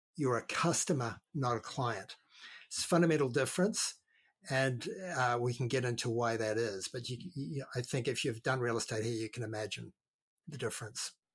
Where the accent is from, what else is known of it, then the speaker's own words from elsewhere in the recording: New Zealand; also born or lived in Australia; now in Lake County, California, United States; I'm from down under. I'm a, I'm actually a New Zealander, or we call ourselves a Kiwi